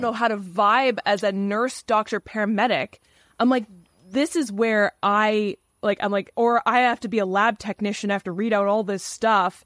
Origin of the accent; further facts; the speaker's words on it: Canada; accent: Canadian; my Canadian accent